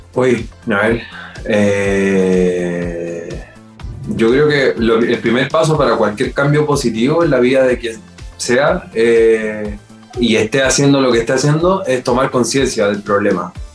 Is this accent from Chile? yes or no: yes; Chile; en mi país, en Chile